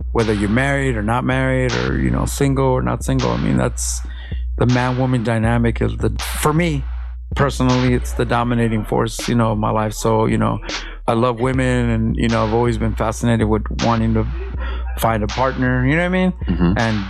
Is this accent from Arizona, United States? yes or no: no; Los Angeles, California, United States; now in Long Beach, United States; I'm from Mid City, but I've been in Long Beach for a couple years now.